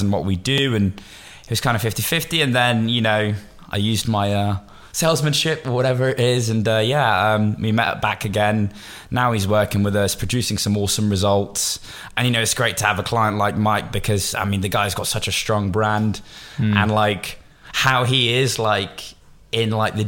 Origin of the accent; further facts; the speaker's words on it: Bristol, South West England, United Kingdom; moved away as an adult; also born or lived in New York / Miami; I'm born and raised in Bristol